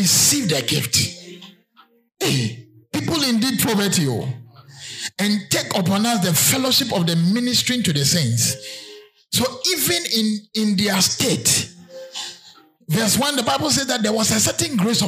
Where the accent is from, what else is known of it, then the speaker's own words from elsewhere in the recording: Berekum and Sunyani, Bono, Ghana; I remember when I was in class 4. Because, I mean, you were intelligent. I was moved from Brekum to Sunyane to stay with my uncle to go to a better school.